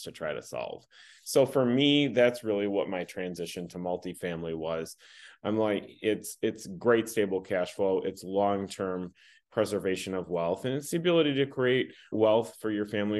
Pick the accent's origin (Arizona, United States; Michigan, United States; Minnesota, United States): Michigan, United States; I've been born and raised in Michigan